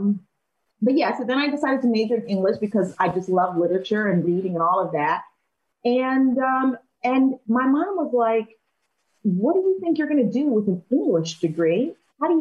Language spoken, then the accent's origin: English; Springfield Township, Pennsylvania, United States; moved away as an adult; also born or lived in Chicago / Charlottesville; I grew up right outside of Philadelphia in a suburb called Springfield Township